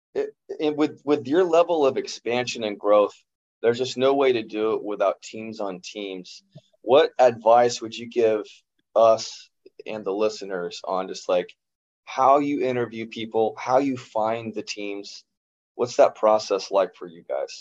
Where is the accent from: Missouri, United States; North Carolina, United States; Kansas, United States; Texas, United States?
Kansas, United States; Growing up in Kansas